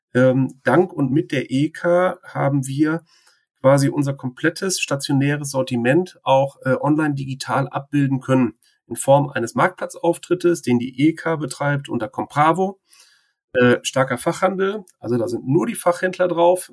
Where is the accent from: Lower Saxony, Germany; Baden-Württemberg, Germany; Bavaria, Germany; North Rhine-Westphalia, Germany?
North Rhine-Westphalia, Germany; Bielefeld; In Schildische zur Welt gekommen, in Schildische getauft, konfirmiert, verheiratet. Alles an unserem Mikrostandort hier.